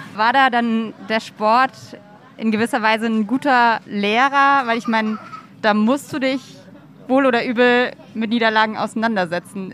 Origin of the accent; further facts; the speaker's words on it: near Mainz, Rhineland-Palatinate, Germany; moved away; ich komme aus der Nähe von Mainz ja. und war so als Kind, Jugendliche irgendwie krasser Mainz 05-Fan